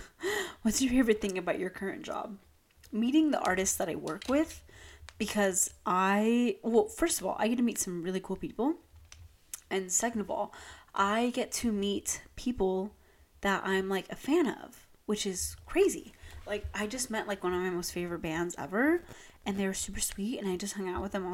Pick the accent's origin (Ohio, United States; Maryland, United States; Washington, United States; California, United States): California, United States; Long Beach; moved away; I'm from Long Beach, and they're, like, we have Shoreline Village